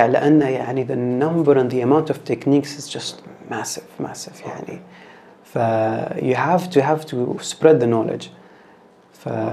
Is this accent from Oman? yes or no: no; Bahrain